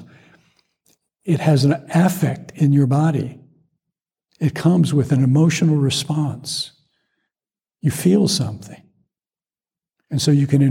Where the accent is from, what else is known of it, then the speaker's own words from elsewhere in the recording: Atlanta, Georgia, United States; growing up in Atlanta